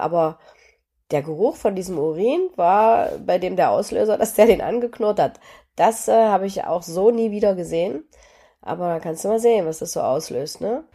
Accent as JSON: {"language": "German", "country": "Germany", "tie": "born or raised there", "said": "Apfelsinen gab es in der DDR nicht so häufig, aber zu Weihnachten kriegten wir"}